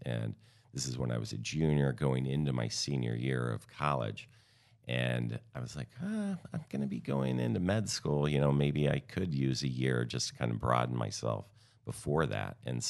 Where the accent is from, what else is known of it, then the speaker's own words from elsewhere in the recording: Carmel, Indiana, United States; moved away as an adult; now in Naples, United States; I came down to Naples back in like 2002, so almost 20 years now. I grew up in Carmel, Indiana, a suburb outside of Indianapolis.